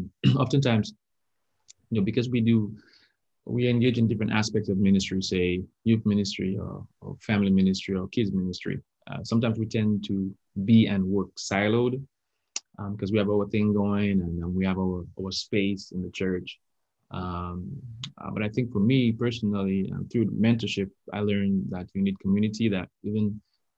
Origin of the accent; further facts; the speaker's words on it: Dominica; I'm actually from Dominica, which is called the Nature Island of the Caribbean.